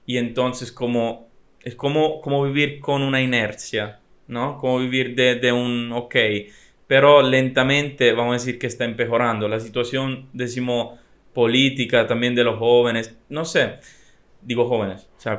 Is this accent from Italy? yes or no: yes; Italy; La ideología que anda en mi país. En estos días no me está gustando mucho en realidad. Eh, mm, es muy decepcionante la situación porque sí, Italia es muy conocida para muchas cosas